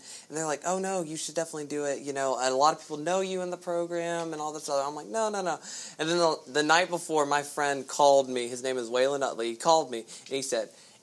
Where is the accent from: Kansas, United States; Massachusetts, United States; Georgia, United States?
Georgia, United States; Augusta; I'm from Augusta, Georgia, born and raised, been here